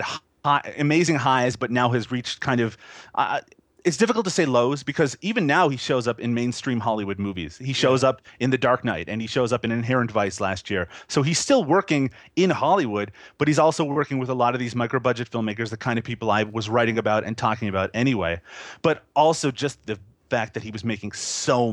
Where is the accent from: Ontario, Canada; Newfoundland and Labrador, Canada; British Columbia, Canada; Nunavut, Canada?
Newfoundland and Labrador, Canada; when I was a teenager growing up in Newfoundland, which again, people don't know where that is either, but it's a very small province here in Canada